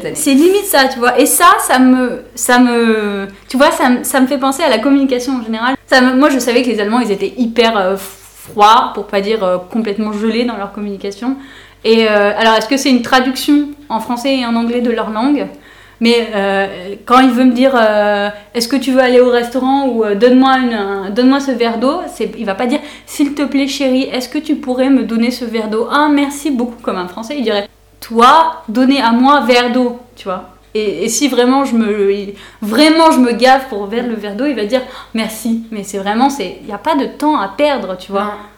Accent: Aix-en-Provence, Provence-Alpes-Côte d'Azur, France; moved away as an adult; now in Berlin, Germany; Aix-en-Provence, pour être plus précise

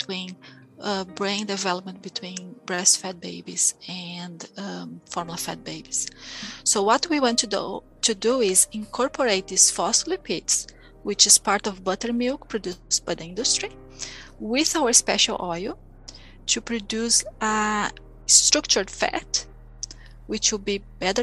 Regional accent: Brazil; now in New Zealand; I came from Brazil, it's a huge country

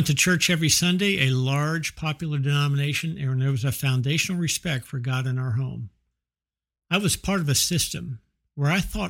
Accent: Bethesda, Maryland, United States; now in Fort Worth, United States; I'm 58 years old. I was born and raised in Bethesda, Maryland, and I live in Fort Worth, Texas.

